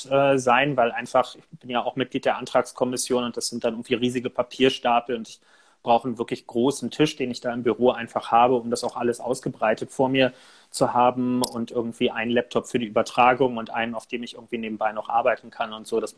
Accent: Berlin, Germany; Als Berliner, als jemand, der hier ja auch viel mit Mietendeckel und so jetzt zu tun hatte

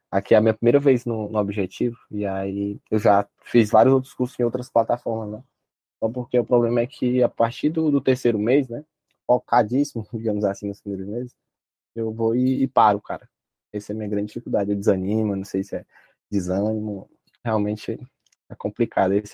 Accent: Pedro II, Piauí, Brazil; Eu sou de Pedro II, Piauí.

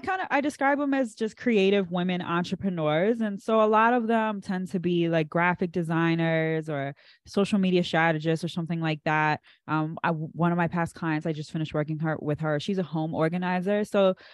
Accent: Andrews, Maryland, United States; my parents were stationed at Andrews, and that's I was born right on Andrews, and we never left.

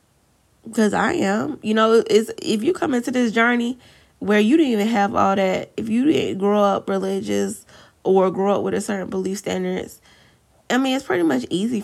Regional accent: the South, United States; accent: country; I'm from the South

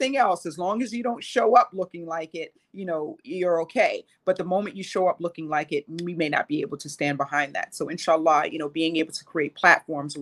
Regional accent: New York City, New York, United States; I grew up poor. I grew up here in New York City.

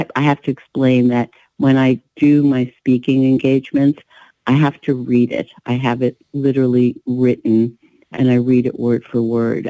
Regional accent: Nyíregyháza, Szabolcs-Szatmár-Bereg, Hungary; also born or lived in Budapest, Hungary; I was born in Nyíregyháza, in my grandparents' home

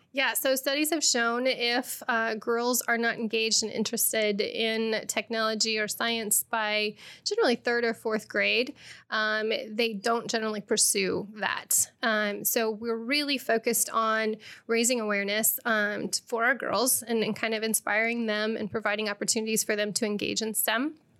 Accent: Rochester, Illinois, United States; moved away as an adult; now in Bloomington-Normal, United States; I am originally from Rochester, a small city outside, or small town outside of, uh, Springfield.

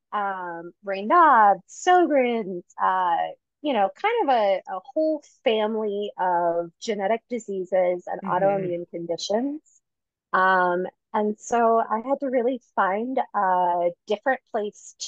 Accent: Detroit, Michigan, United States; now in Denver, United States; I am from Detroit. I've been in Denver for about 14 years

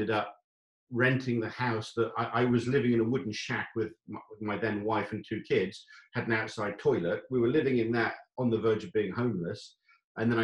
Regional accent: England, United Kingdom; moved away as an adult; also born or lived in Saudi Arabia / Chile; I'm English

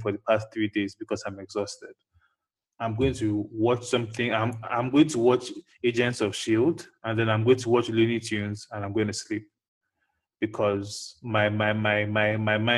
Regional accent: United States; growing up in America as a black child

